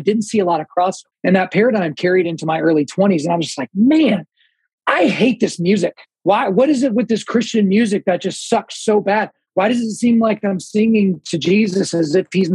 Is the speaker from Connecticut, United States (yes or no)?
no; Oklahoma, United States; I was born in Oklahoma